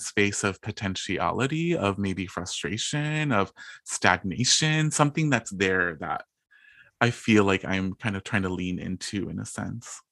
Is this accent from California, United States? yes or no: yes; Bloomington, California, United States; also born or lived in East Los Angeles; I come from a really small town called Bloomington in Southern California. So I was born in East L A, and then my parents and my family and I, we all moved to a small town